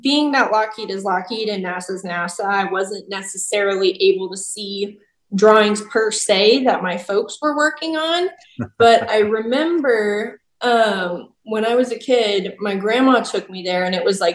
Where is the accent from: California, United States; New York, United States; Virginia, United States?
Virginia, United States; Chesapeake Bay area, Southern; also born or lived in Annapolis, Maryland; I grew up in Southern Virginia, so Chesapeake Bay area.